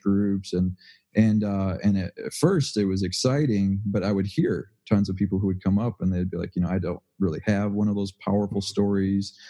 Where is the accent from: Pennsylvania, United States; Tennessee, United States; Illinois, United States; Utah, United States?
Illinois, United States; Waukegan; I grew up in Waukegan